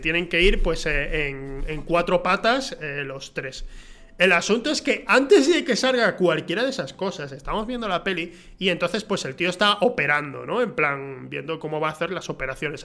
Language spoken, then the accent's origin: Spanish; Huelva, Andalusia, Spain; aquí en Andalucía, o sea, yo soy de Huelva